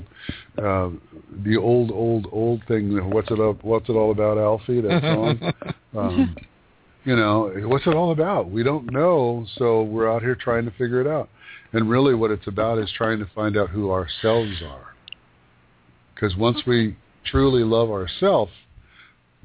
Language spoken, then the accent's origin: English; Yakima Valley, Washington, United States; moved away as an adult; I grew up in a desert. I grew up in the Yakima Valley, which is like a desert